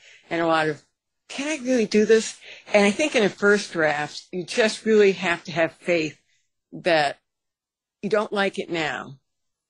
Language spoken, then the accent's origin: English; New England, United States; moved away as an adult; now in Minnesota, United States; But I grew up in New England. I grew up in the land of Robert Frost